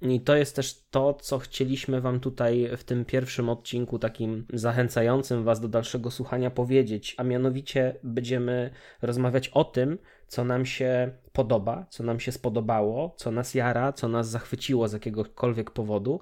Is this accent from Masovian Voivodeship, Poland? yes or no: no; Oleśnica, Lower Silesian Voivodeship, Poland; Pochodzę z miasta zwanego Oleśnicą, która leży w niedalekim sąsiedztwie Wrocławia